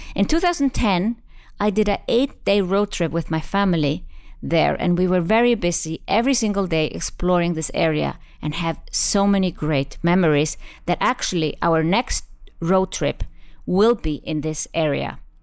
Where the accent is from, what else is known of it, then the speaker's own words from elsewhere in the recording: Iceland; I am from Iceland